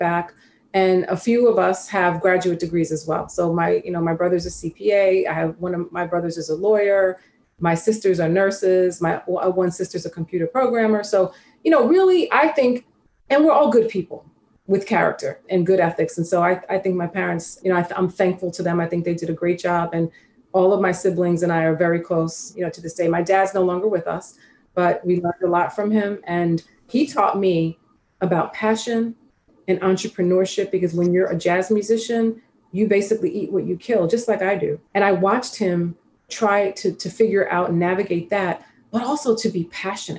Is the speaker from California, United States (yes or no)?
no; New York City, New York, United States; I grew up in South Jamaica, Queens, and I'm from a family of eight